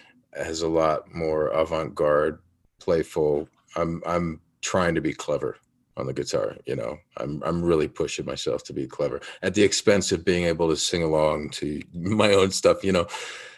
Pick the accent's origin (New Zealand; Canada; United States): United States; Yellow Springs, Ohio; I come from Yellow Springs, Ohio, first of all, which is 3,000 to 4,000 people.